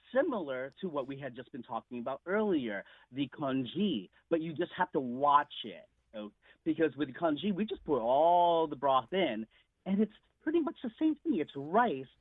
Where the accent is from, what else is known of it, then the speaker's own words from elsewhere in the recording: United States; I am Filipino, but I was born in America